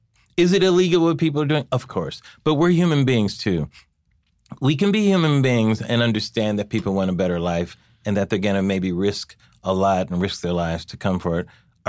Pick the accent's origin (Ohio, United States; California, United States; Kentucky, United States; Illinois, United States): California, United States; I think I'm from California, so we've dealt with the issue of undocumented workers for years and years.